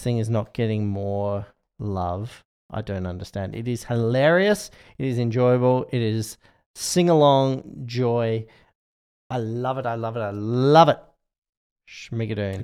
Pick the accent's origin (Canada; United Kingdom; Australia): Australia; as an Australian